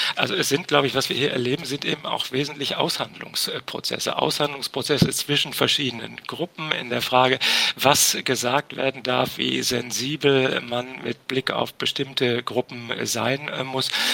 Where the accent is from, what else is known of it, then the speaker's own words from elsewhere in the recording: Ruhr area, North Rhine-Westphalia, Germany; in meiner Heimat im Ruhrgebiet